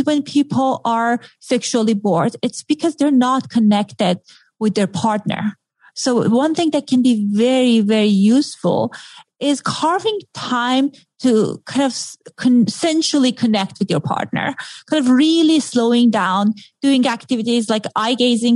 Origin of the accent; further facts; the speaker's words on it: Iran; accent: Middle Eastern; moved away; I grew up in Iran in a very modern family